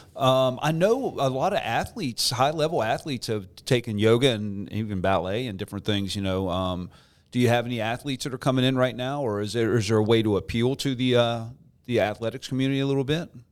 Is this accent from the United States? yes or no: yes; Morgantown, West Virginia, United States; growing up in Morgantown like I did